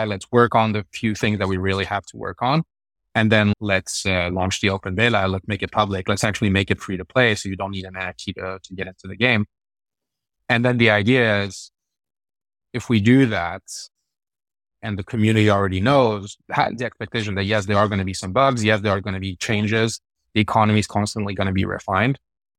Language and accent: English; France; also born or lived in Sweden; basically I grew up in Sweden and France. So I'm half French, half Swedish. Grew up in Europe a little bit back and forth, but most of my kid year in France and most of my teenage years in Sweden.